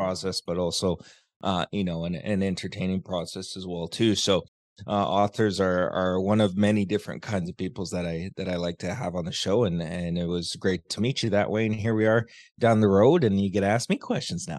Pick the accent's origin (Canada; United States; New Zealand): Canada; also born or lived in Vancouver; I live in Canada, I was born in Canada